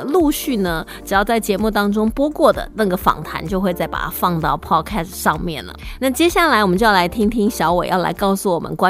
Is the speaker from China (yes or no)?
no; Taiwan; 不过其实我们台湾人会觉得说哇，香肠一想到你就想到那种香肠口感。